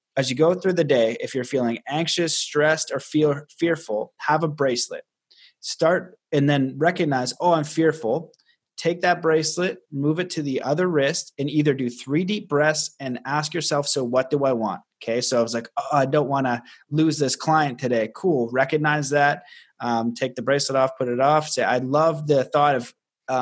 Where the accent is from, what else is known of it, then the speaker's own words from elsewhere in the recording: Canada; I'm Canadian